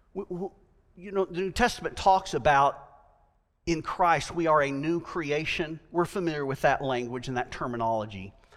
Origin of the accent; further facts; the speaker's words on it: United States; I am American